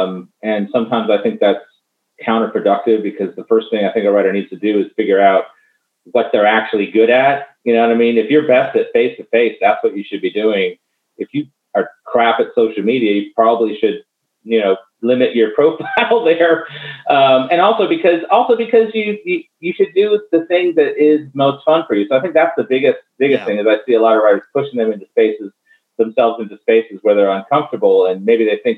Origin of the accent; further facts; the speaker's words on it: Tallahassee, Florida, United States; in my hometown, Tallahassee, Midtown Reader.